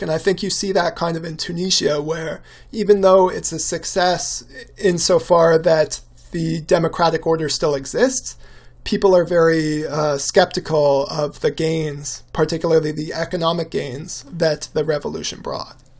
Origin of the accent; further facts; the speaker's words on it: Canada; as a Canadian